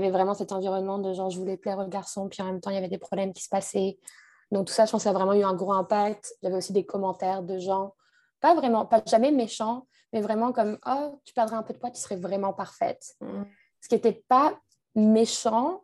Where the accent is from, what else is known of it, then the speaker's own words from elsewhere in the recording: France; moved away as an adult; also born or lived in Montreal; je suis française